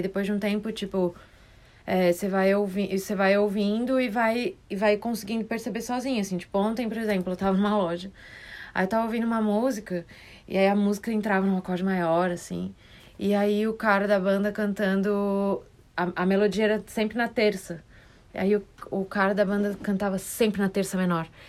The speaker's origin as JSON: {"language": "Portuguese", "town": "Florianópolis", "region": "Santa Catarina", "country": "Brazil", "tie": "born or raised there", "said": "Nasci em Floripa"}